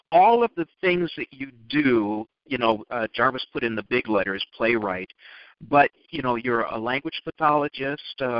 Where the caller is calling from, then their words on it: Chicago, Illinois, United States; I'm in Chicago and yesterday it was gorgeous.